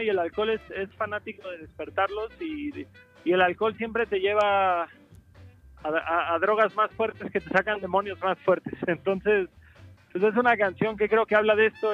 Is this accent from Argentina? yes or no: no; Cancún, Quintana Roo, Mexico; born or raised there